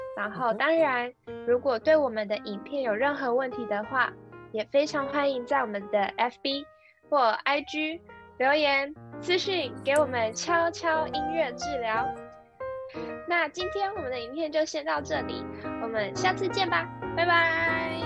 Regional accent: Kaohsiung, Taiwan; now in Canada; 我是在加拿大的台湾高雄人

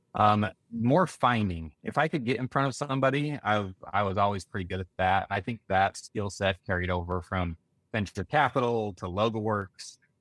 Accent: Sugar City, Idaho, United States; I'm from Sugar City, Idaho, little farming community, thousand people.

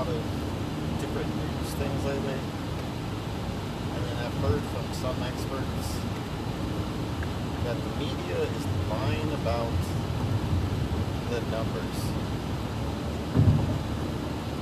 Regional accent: United States; as American people

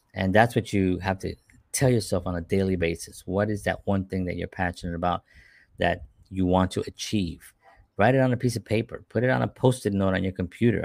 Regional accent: New York City, New York, United States; born and raised in the South Bronx during the fires of the seventies

